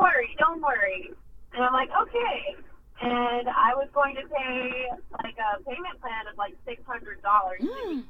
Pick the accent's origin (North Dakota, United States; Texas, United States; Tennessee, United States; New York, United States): Texas, United States; Houston; moved away; also born or lived in Dallas, Texas; I was born in Dallas, Texas, but raised in Houston, Texas the majority of my life